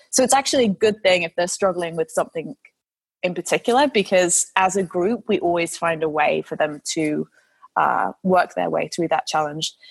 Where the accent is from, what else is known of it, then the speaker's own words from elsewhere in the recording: United Kingdom; I mean, I'm, I'm a Brit, so we are stereotypically very cynical